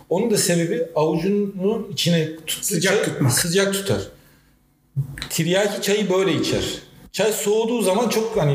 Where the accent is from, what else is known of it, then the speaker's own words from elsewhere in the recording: Black Sea Region, Turkey; O konudaki tespite bir Karadenizli olarak katılıyorum.